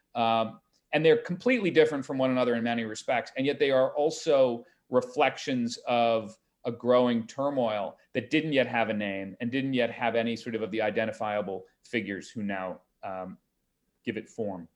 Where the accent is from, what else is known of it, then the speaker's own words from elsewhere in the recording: Greenwich, Connecticut, United States; my hometown of Greenwich